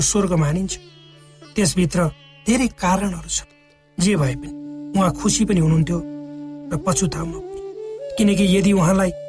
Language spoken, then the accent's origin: Nepali; Nepal; जब म सानो थिएँ मेरो बाल्य अवस्था नेपालको पूर्वी पहाडी भागको विकट गाउँमा बित्यो